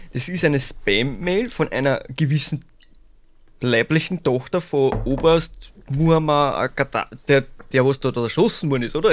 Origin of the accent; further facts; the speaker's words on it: St. Pölten, Lower Austria, Austria; Ich bin geboren in St. Pölten